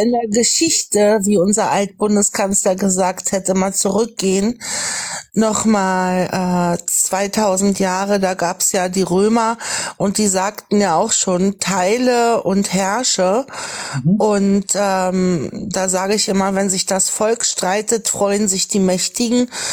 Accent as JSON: {"language": "German", "region": "Lower Saxony", "country": "Germany", "tie": "born or raised there", "said": "ich bin wie gesagt in Niedersachsen groß geworden"}